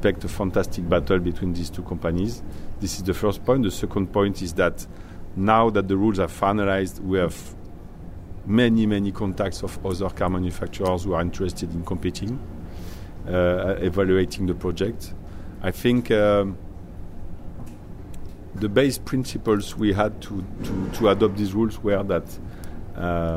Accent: Le Mans, Pays de la Loire, France; I was born in Le Mans and I all my life was here.

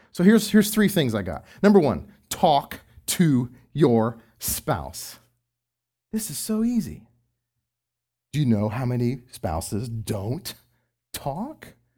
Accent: Texas, United States; I'm from Texas

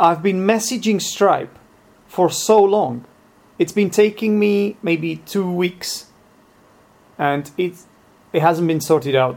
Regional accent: Czechia; English is a second language; I am from the Czech Republic

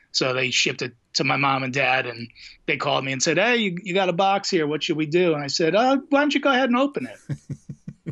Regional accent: New Jersey, United States; we're two idiots from New Jersey.

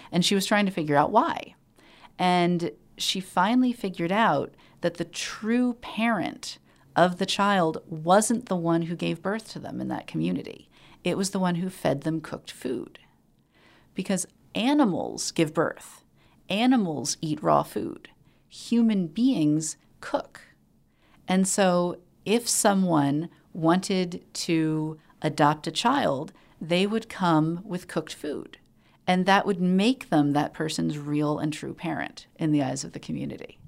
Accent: Allentown, Pennsylvania, United States; my hometown in Allentown, Pennsylvania.

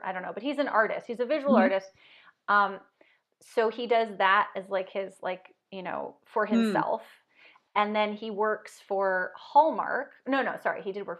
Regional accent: California, United States; moved away as an adult; also born or lived in Arizona; now in Washington, United States; I'm from California.

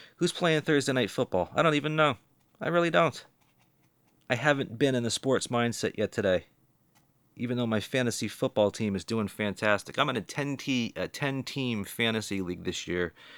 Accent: Boston, Massachusetts, United States; I'm from the Boston area

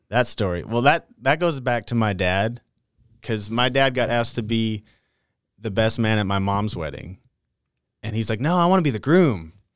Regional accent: North Dakota, United States; moved away as an adult; now in Texas, United States; I grew up in North Dakota. Moved to Texas when I was twenty-four

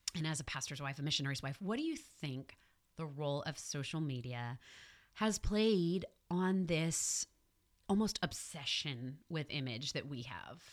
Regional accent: New York City, New York, United States; I am from Queens, New York

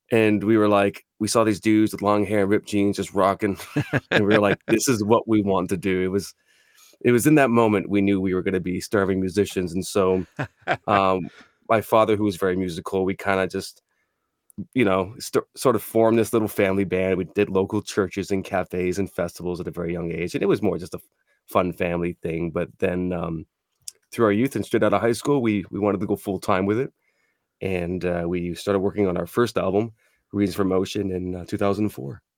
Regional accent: Toronto, Ontario, Canada; we were born and raised in Toronto, so that's, that's home ground for us.

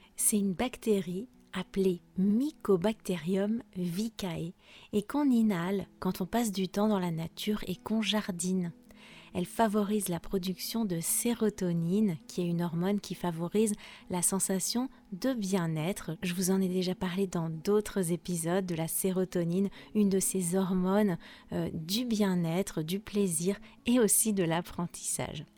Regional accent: France; je suis française

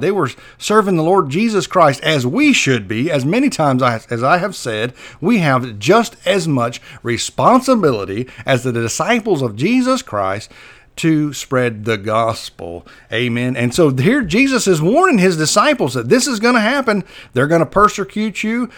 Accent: Perry, Florida, United States; moved away; That's my hometown where I grow up.

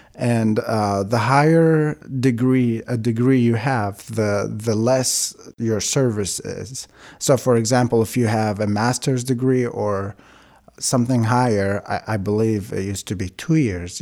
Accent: Baghdad, Baghdad Governorate, Iraq; first language Aramaic (Chaldean); English is a second language; moved away as an adult; also born or lived in Kuwait; now in Eugene, United States; I was born in Baghdad, Iraq.

